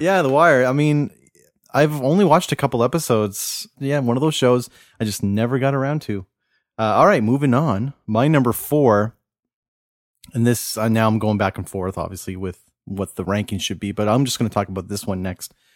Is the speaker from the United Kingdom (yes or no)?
no; Cole Harbour, Nova Scotia, Canada; I grew up in Cole Harbor, which is pretty much Dartmouth, Nova Scotia